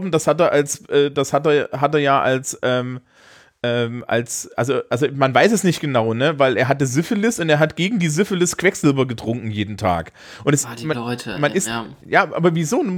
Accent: East Germany, Germany; ich, ich hab ein Marx-Seminar gemacht, ja, als Ossi.

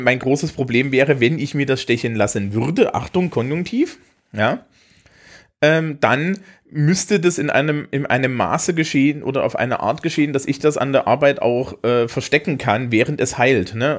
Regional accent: Thuringia, Germany; now in Franconia, Germany; bin ich natürlich als Thüringer

